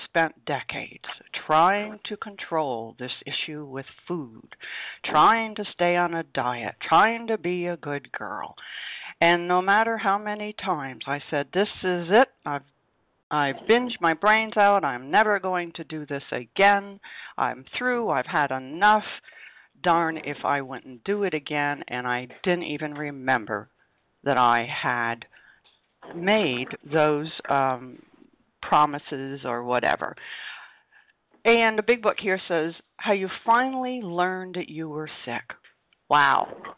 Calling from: Vermont, United States; I am calling you from Vermont.

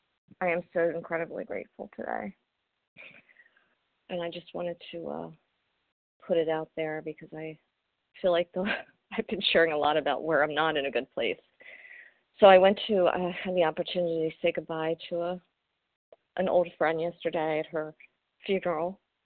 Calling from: Maryland, United States; I'm from Maryland.

